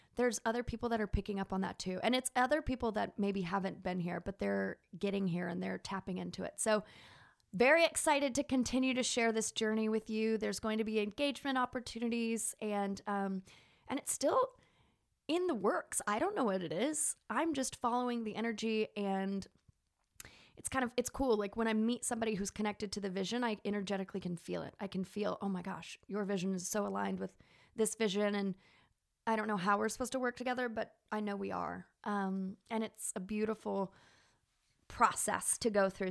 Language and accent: English; Texas, United States; accent: southern; moved away; where did this southern accent come, I mean, I'm from Texas, but I think I'm talking about Martins and, and mayonnaise-based salads, and my, my Texas comes out.